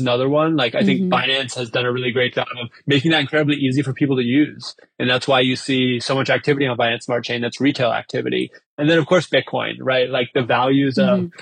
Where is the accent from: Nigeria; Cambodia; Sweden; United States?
United States; I was born in the United States. I live in the United States now.